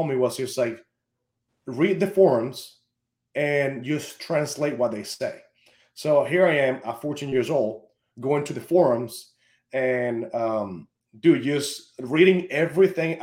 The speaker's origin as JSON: {"language": "English", "country": "Venezuela", "said": "I'm from Venezuela"}